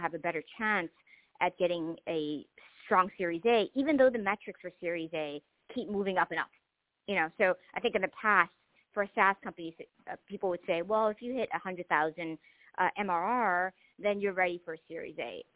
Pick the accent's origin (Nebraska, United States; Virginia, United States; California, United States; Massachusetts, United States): Massachusetts, United States; Boston; also born or lived in Mozambique; I came over as a refugee. I grew up in the housing projects in Boston.